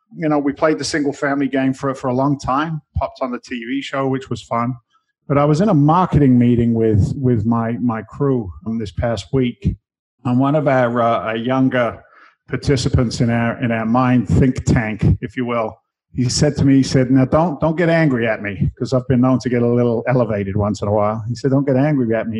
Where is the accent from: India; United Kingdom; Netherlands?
United Kingdom; London; moved away as an adult; now in United States; I came I came from England originally. I was born in London